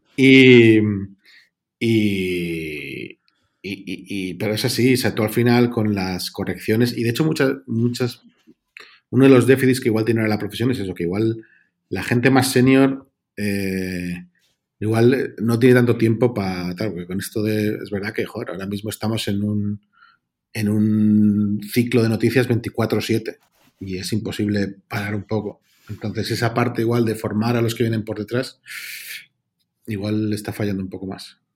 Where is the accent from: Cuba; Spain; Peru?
Spain; Mallorca, Balearic Islands; moved away; also born or lived in London / Brussels; yo soy de Mallorca